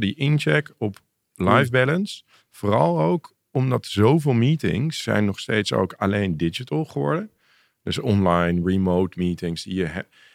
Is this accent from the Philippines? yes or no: no; Amsterdam, North Holland, Netherlands; ik groeide op in Amsterdam